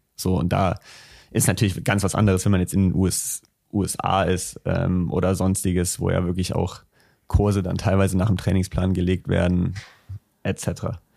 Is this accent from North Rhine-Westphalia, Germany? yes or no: yes; Düsseldorf, North Rhine-Westphalia, Germany; bei uns in Düsseldorf